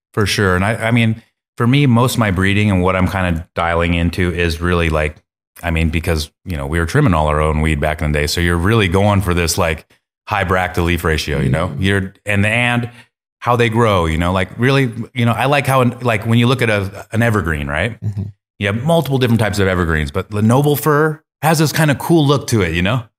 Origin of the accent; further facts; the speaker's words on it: Eugene, Oregon, United States; I'm from Eugene